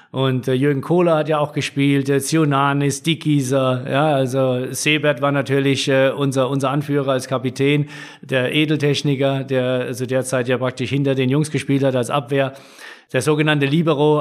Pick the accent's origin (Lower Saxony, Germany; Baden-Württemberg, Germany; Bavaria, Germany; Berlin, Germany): Baden-Württemberg, Germany; Mannheim; also born or lived in Brühl; da bin ich ja groß geworden auf der Rhein